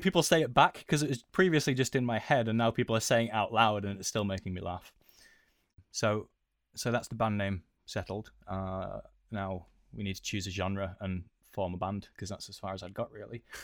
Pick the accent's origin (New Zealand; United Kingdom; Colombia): United Kingdom; we are British